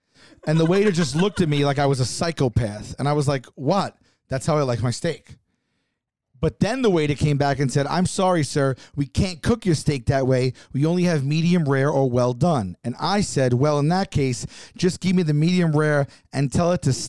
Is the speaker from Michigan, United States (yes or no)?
no; Staten Island, New York, United States; And I said, Doc, I'm from Staten Island. We get enough D out there.